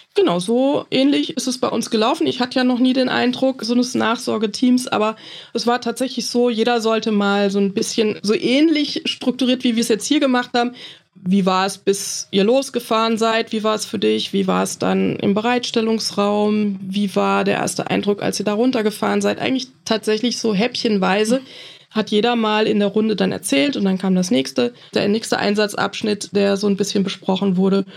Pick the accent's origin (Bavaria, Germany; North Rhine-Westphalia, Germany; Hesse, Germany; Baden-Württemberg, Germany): Hesse, Germany; Flörsheim am Main; Aus Flörsheim am Main, mitten im Rhein-Main-Gebiet.